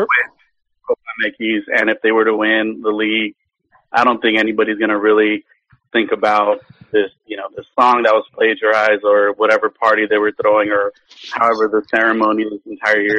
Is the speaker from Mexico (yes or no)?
yes; Mexico City, Mexico; moved away; I was born in Mexico City, lived there